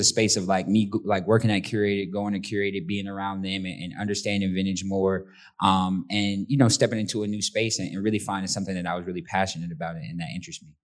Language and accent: English; St. Petersburg, Florida, United States; growing up in St. Pete